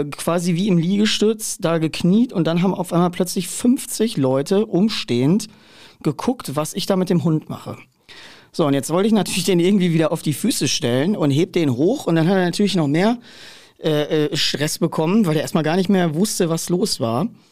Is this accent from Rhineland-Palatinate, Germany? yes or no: no; central Ruhr area, North Rhine-Westphalia, Germany; ich komme ja aus der Mitte des Ruhrgebiets